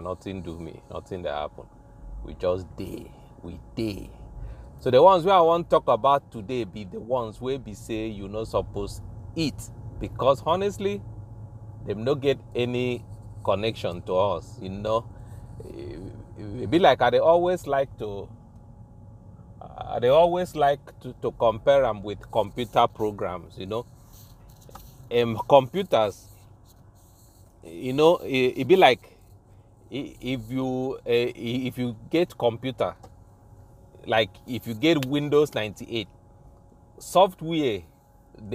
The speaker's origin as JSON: {"language": "English", "country": "Nigeria", "tie": "born or raised there", "said": "Fruits where me have been grow up eating in Africa as an African, you know, in Nigeria"}